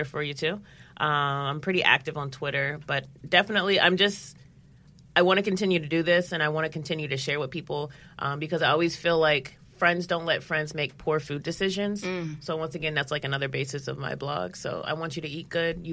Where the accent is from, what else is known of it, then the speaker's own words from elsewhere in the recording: St. Louis, Missouri, United States; now in New York, United States; I'm from St. Louis